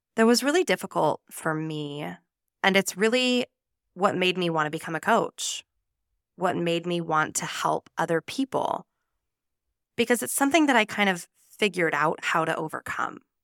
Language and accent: English; Nevada, United States; moved away as an adult; now in Spain; I'm an American from the beautiful state of Nevada, and I moved to Spain almost nine years ago now